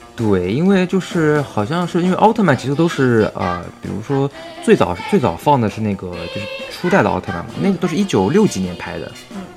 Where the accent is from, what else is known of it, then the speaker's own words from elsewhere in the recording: Shanghai, China; 我也是上海的